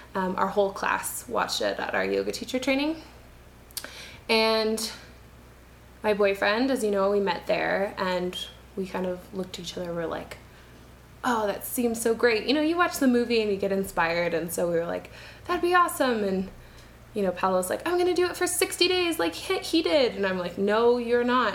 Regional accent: Canada; moved away as an adult; now in Quito, Ecuador; I'm a Canadian

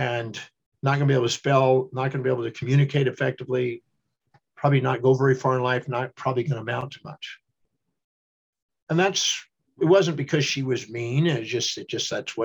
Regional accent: Houston, Texas, United States; I was born in 1954 in Houston, Texas

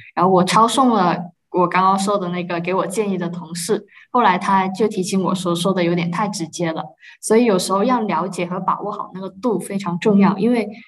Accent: China; now in Germany; 我一个中国人

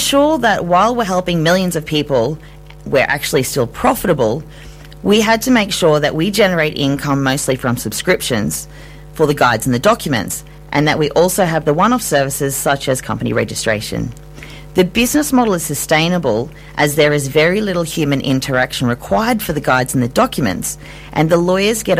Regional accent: Ayr, Queensland, Australia; I grew up in Eyre, a tiny country town in North Queensland

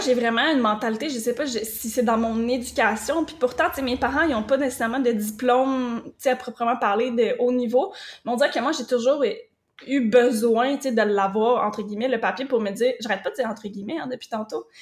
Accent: Drummondville, Quebec, Canada; moved away as an adult; also born or lived in Rivière-du-Loup; je suis partie de Drummondville, mon petit patelin que j'avais été là toute ma vie.

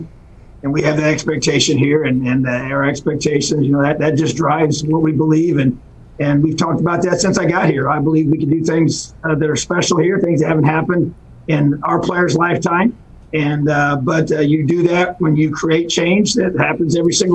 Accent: New Castle, Indiana, United States; it is special for me to be home. I born and raised here. My dad was a head football coach in Newcastle

